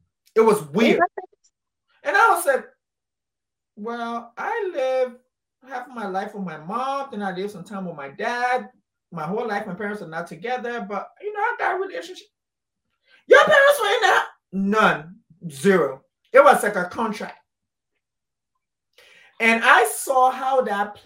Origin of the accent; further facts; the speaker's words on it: Liberia; I'm Liberian, West African